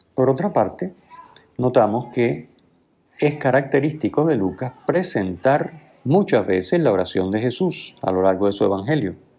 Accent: Puerto Rico; diríamos nosotros, ¿verdad? Aquí en Puerto Rico

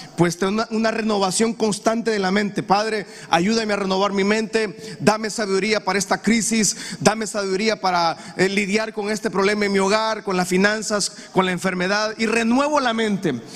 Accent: Honduras; Usted y yo como hondureño

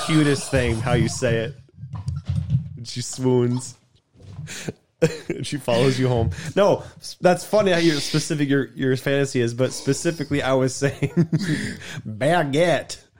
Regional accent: United States; I'm American

